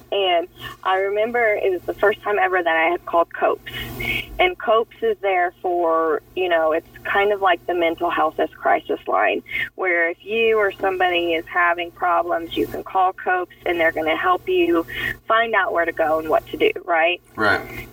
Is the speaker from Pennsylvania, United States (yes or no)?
no; Kansas, United States; moved away; I'm originally from Kansas